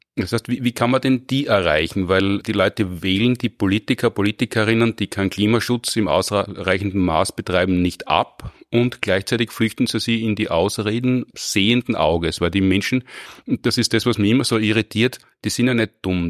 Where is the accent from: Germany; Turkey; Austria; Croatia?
Austria; bei uns in Österreich